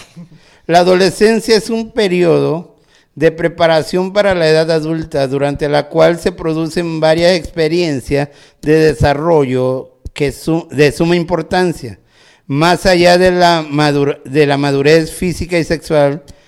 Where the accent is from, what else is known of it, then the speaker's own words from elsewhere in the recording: Tabasco, Mexico; now in Nuevo León, Mexico; yo soy originario de Tabasco